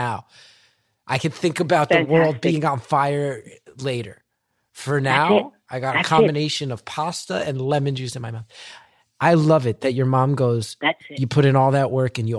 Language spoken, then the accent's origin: English; New Jersey, United States; I've grown up my whole life in Jersey